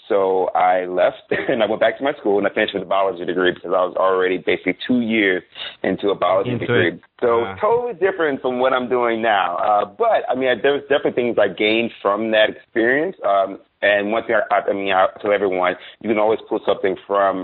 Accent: Baton Rouge, Louisiana, United States; I grew up in Baton Rouge, Louisiana

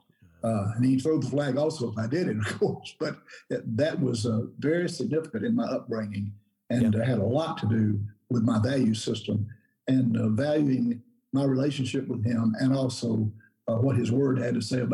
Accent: Hiram, Georgia, United States; I grew up in a little country town called Hiram, Georgia

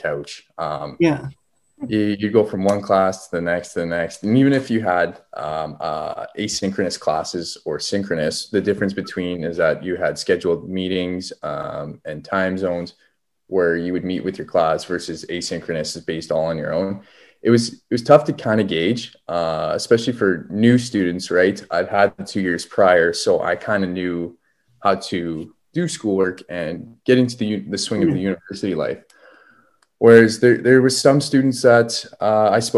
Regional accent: Prince Albert, Saskatchewan, Canada; I'm from Prince Albert, which is just down the road, an hour and a half.

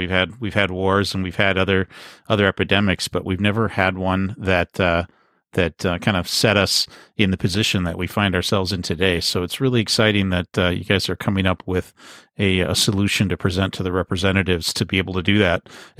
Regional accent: Midwest, United States; I was from the Midwest

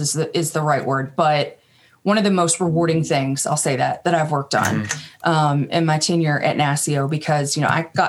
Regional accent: Kentucky, United States; moved away as an adult; also born or lived in Washington, D.C.; I'm from Kentucky, but then moved up there after I graduated college

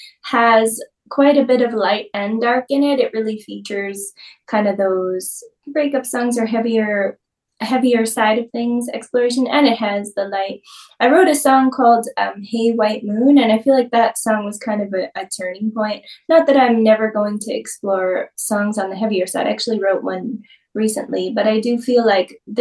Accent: New York, United States; moved away as an adult; now in Austin, United States; I'm originally from New York. I've spent the last almost 9 years in Austin, Texas

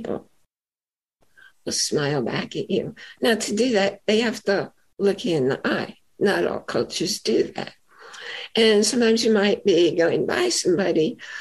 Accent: New York, United States; I'm a native New Yorker, not from the city, but I live in New York and I grew up in New York.

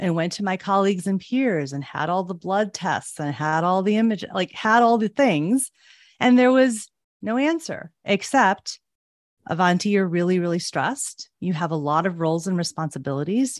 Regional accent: Chicago, Illinois, United States; I was born and raised in Chicago

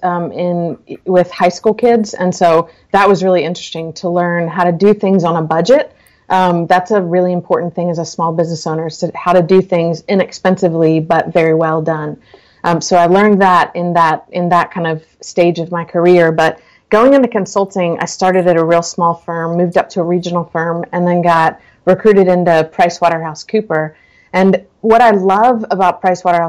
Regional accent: West Chester, Pennsylvania, United States; now in Charleston, United States; I grew up right outside of Philly in Westchester.

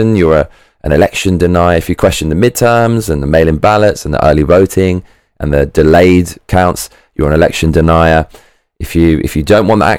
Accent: United Kingdom; I'm British

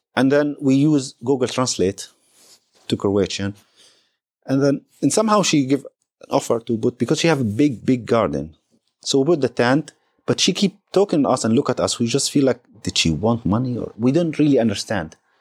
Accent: Palestine; I'm Palestinian

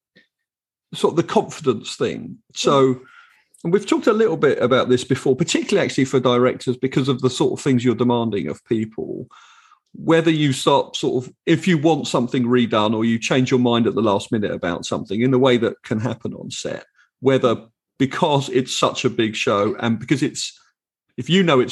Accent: England, United Kingdom; I am your English co-host

